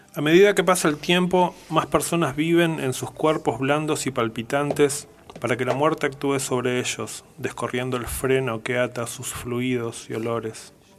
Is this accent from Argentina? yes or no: yes; Patagonia, Argentina; siendo patagónico